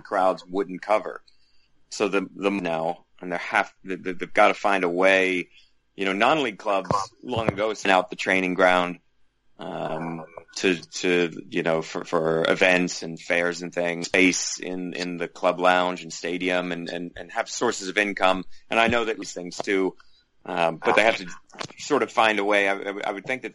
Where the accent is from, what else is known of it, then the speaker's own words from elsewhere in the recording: United States; moved away as an adult; also born or lived in England; as an American living in England at the time